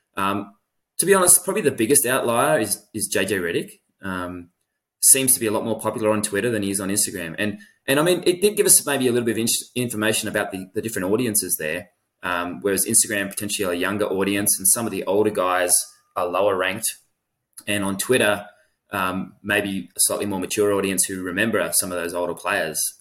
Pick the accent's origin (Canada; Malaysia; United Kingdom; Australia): Australia; as a ten-year-old in Australia